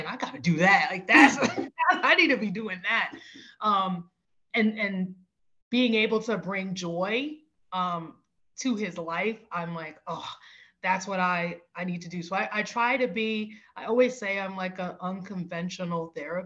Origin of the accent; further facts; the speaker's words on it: New York City, New York, United States; now in Philadelphia, United States; I'm originally from the South Bronx in New York City, and I've made my way to Philadelphia here.